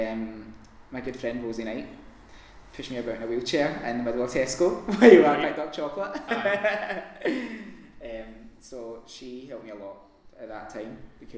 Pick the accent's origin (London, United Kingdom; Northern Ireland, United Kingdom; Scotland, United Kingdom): Scotland, United Kingdom; Glasgow; I'm born and bred in Pollock